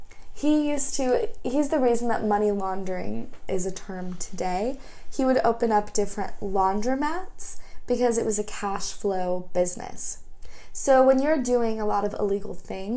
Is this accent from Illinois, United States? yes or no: yes; Kankakee, Illinois, United States; In my hometown, in Kankakee, Bradley, Bourbonnais, Illinois